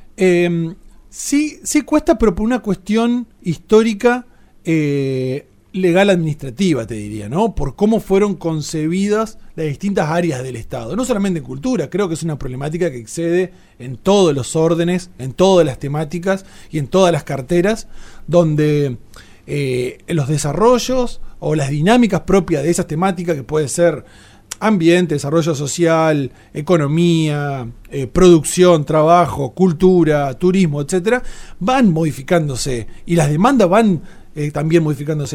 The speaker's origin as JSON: {"language": "Spanish", "region": "Entre Ríos", "country": "Argentina", "said": "somos una, un mestizaje de todo eso en Entre Ríos"}